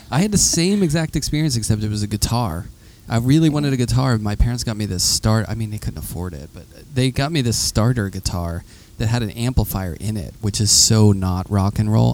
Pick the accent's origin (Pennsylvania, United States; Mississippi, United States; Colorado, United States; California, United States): Pennsylvania, United States; Pittsburgh; I'm from Pittsburgh, and we that's like the vernacular we say. Yeah. I grew up next to Chartier's Creek